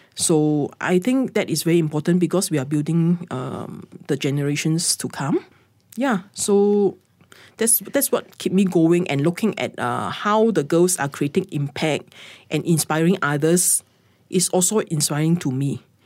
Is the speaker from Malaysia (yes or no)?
yes; Sabah, Malaysia; moved away; I went back to my hometown, which is in Sabah